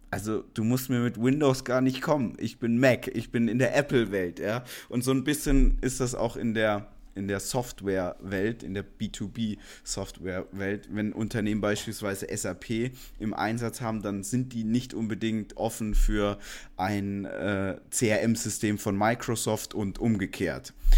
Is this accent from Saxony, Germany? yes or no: no; Stuttgart, Baden-Württemberg, Germany; ich komme aus der Ecke Stuttgart. Ich bin da aufgewachsen